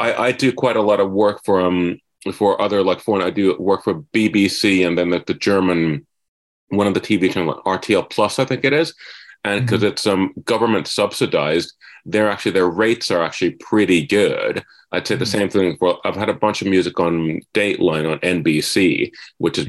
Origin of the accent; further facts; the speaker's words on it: Finland; moved away as an adult; now in Los Angeles, United States; I'm originally from Finland